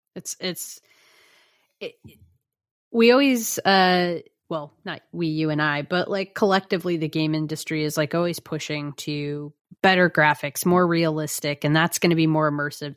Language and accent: English; United States; just as an American